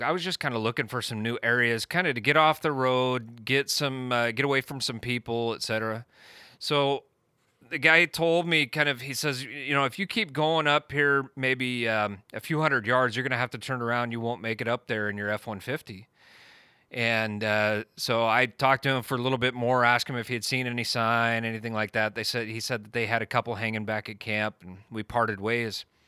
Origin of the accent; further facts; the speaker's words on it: Eastern Washington, United States; I was born and raised in Eastern Washington